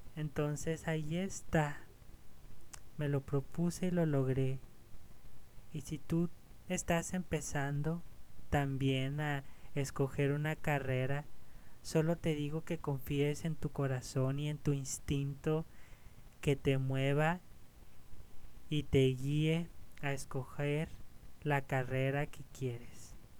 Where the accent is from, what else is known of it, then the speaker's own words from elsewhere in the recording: Ciudad Juárez, Chihuahua, Mexico; en esta ciudad, en Ciudad Juárez, aquí mi, mi ciudad de origen.